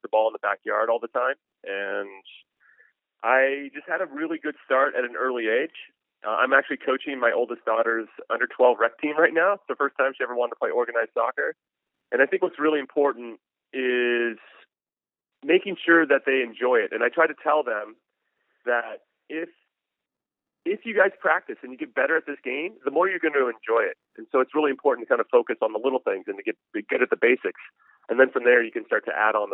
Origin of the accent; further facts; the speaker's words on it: Temple City, California, United States; I grew up in Temple City, which is just outside of Pasadena, maybe about 15 minutes away from the Rose Bowl.